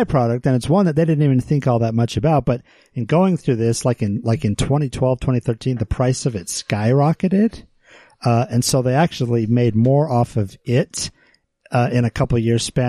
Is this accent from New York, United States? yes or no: no; West Valley City, Utah, United States; Growing up in West Valley, when I was like in high school, a lot of my friends' parents worked at the mine